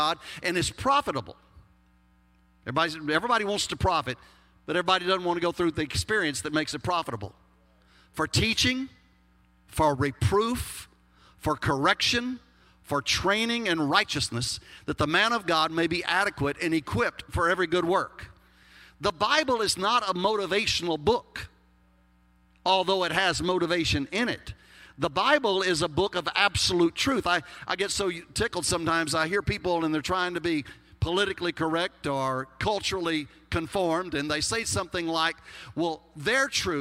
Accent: Texas, United States; accent: Texas; my Texas accent

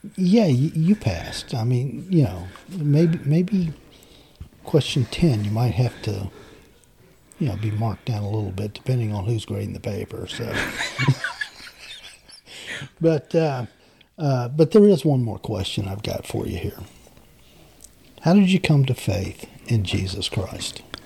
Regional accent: Macon, Georgia, United States; also born or lived in Savannah, Georgia; I was born in Savannah, Georgia, mm. raised in Macon, Georgia.

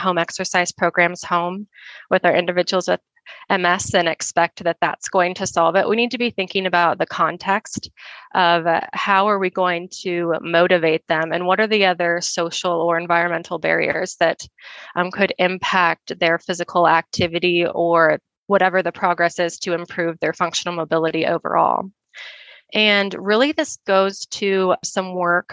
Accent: Nebraska, United States; also born or lived in Colorado; now in Denver, United States; I grew up in Nebraska

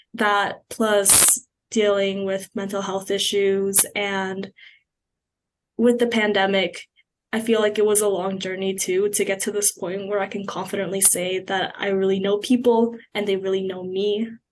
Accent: Markham, Ontario, Canada; moved away as an adult; now in Kingston, Canada; coming from a place like Markham, where my family lives

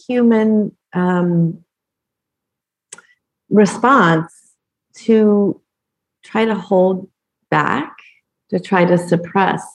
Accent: Colorado, United States; moved away; I grew up in Colorado

